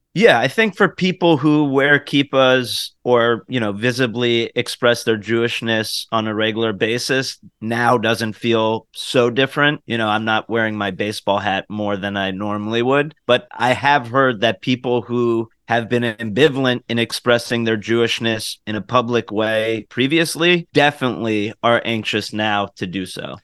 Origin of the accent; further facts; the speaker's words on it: United States; As an American